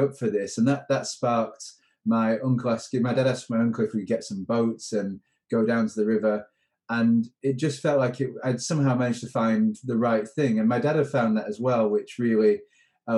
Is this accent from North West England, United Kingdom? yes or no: yes; Manchester, North West England, United Kingdom; I grew up in North Manchester